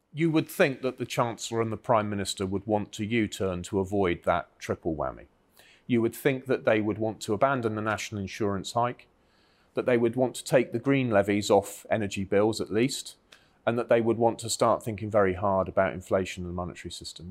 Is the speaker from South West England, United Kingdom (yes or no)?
yes; Cornwall, South West England, United Kingdom; I grew up in Cornwall where it, there was hard rock mining for, for tin